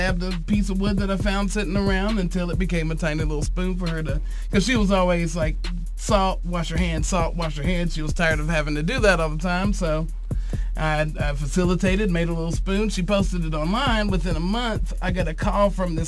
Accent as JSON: {"language": "English", "town": "Harrodsburg", "region": "Kentucky", "country": "United States", "lives_now": "Lexington, United States", "said": "I'm from Harrodsburg, Kentucky, but I've been in Lexington for 12 years now"}